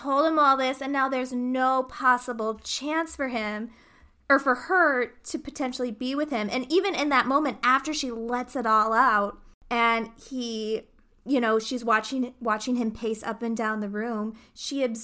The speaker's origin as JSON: {"language": "English", "country": "United States", "said": "we're American"}